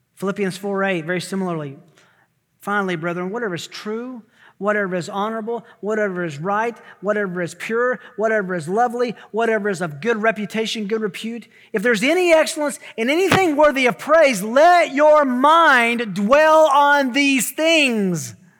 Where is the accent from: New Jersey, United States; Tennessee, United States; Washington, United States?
Tennessee, United States; I'm from Tennessee